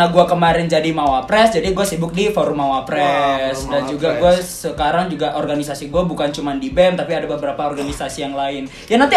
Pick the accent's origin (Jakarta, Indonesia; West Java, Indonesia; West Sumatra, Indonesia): West Sumatra, Indonesia; Padang; Orang, gue asli Padang, orang tua gue Bukit Tinggi, Solo. Nah tapi orang gue orang tua gue tuh sering pindah-pindah, pindah ke Aceh lah